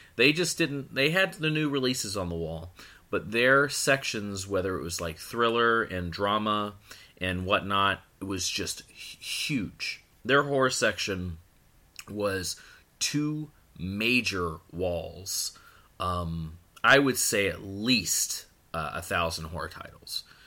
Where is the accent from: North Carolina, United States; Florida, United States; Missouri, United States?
Florida, United States; born or raised there; also born or lived in Akron, Ohio / Pennsylvania